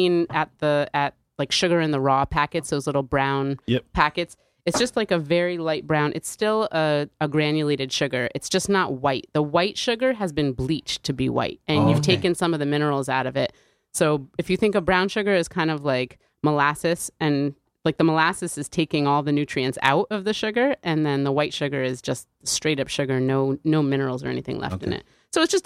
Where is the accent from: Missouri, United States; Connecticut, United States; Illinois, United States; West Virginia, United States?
Connecticut, United States; New Haven; growing up in New Haven, there were kids in my school